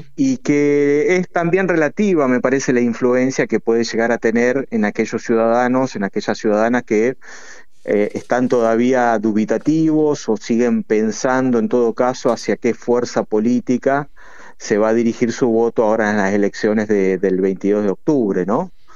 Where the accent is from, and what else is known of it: Argentina